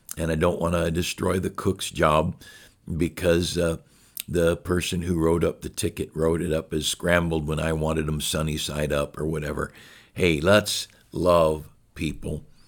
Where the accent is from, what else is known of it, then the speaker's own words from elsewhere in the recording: United States; As an American